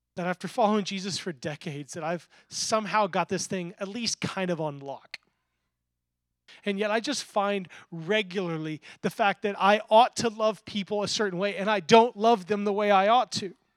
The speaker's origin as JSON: {"language": "English", "region": "the Bible Belt", "country": "United States", "tie": "born or raised there", "said": "I grew up in the Bible Belt"}